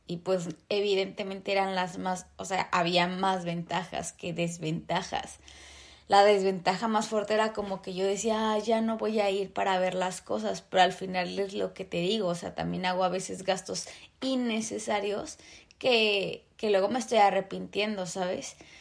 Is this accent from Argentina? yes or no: no; Mexico; moved away as an adult; now in Vancouver, Canada; yo vivo en Vancouver. Entonces, soy de México.